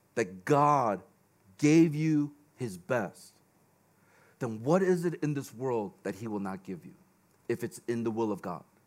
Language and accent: English; Chicago, Illinois, United States; now in Hong Kong; I grew up in Chicago